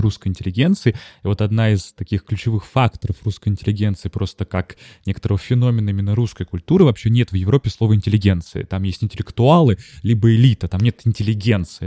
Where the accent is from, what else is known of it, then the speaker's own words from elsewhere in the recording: Saint Petersburg, Russia; я школьник питерский